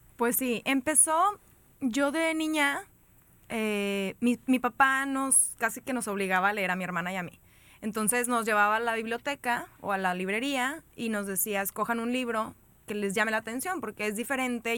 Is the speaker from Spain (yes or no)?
no; Monterrey, Nuevo León, Mexico; soy de Monterrey